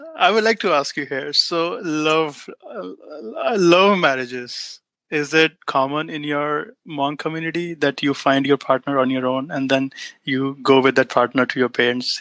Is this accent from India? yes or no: yes; India; moved away as an adult; now in United States; I'm an immigrant in the United States. I came to US in 2014